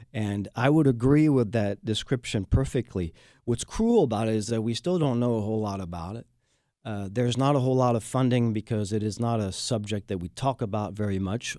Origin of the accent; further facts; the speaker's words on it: France; now in Houston, United States; I am the Texan from France and a proud Houstonian